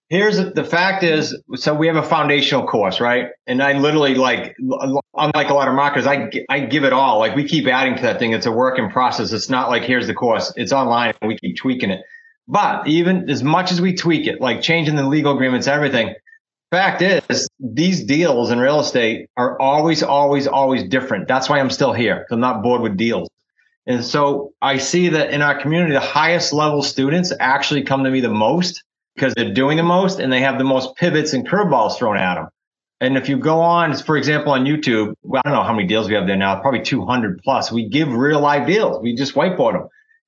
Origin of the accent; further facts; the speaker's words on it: New England, United States; accent: New England; my New England accent